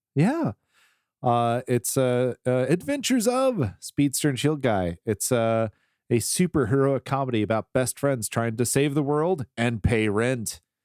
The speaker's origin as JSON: {"language": "English", "region": "the South", "country": "United States", "said": "I'm from the South."}